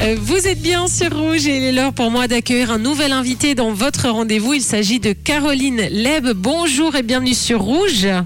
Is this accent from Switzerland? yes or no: yes; Switzerland; chez nous en Suisse